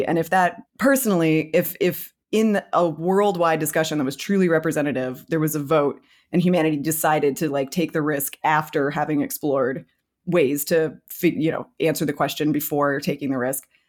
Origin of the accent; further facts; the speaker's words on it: United States; I'm American